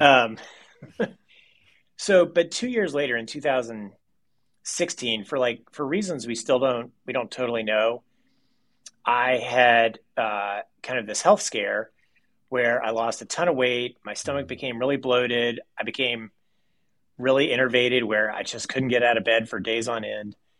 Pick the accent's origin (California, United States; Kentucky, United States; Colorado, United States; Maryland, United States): Kentucky, United States; Owensboro; I was born in Owensboro, Kentucky